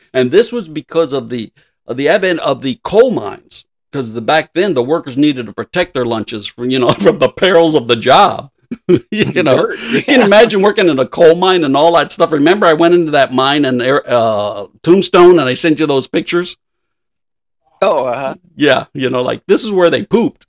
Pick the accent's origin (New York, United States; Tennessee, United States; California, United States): California, United States; Los Angeles; I was raised near Lincoln Heights, by Lincoln Park